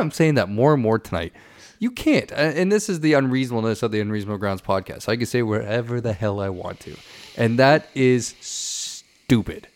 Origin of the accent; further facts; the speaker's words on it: St. Catharines, Ontario, Canada; moved away; my hometown, in Saint Catharines